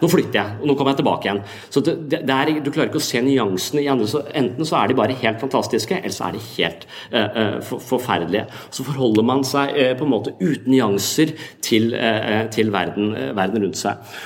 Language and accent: Norwegian; Tønsberg, Vestfold, Norway; i Tønsberg der jeg vokste opp